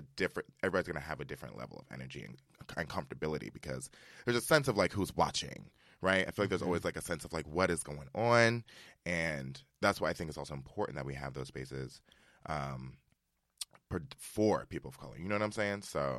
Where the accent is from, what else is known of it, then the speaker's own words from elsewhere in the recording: Westchester, New York, United States; I am from Westchester, New York